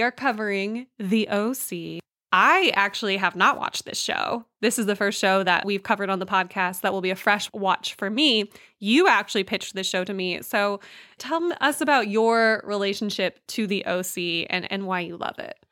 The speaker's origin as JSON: {"language": "English", "region": "California", "country": "United States", "tie": "born or raised there", "said": "I grew up in California"}